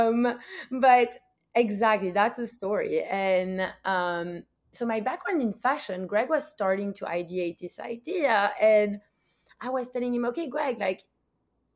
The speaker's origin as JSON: {"language": "English", "country": "Belgium", "moved": "yes", "lives_now": "United States", "said": "I'm also from Belgium."}